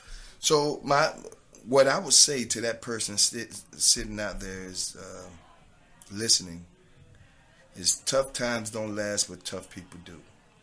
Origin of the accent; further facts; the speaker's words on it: the South, United States; accent: southern; my southern accent sometimes kind of, you know, I got to spell it for people sometimes.